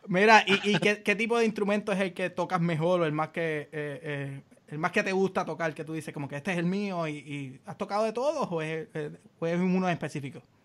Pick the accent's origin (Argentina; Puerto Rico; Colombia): Puerto Rico; now in United States; ser buen puertorriqueño